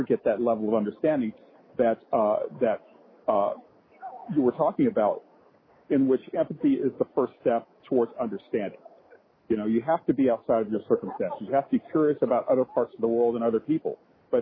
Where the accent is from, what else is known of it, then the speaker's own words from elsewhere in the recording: Chattanooga, Tennessee, United States; I grew up in Chattanooga, Tennessee